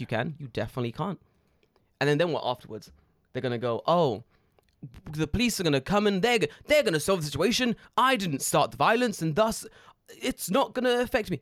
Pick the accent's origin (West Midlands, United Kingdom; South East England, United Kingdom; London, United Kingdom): London, United Kingdom; now in Japan; I grew up in London.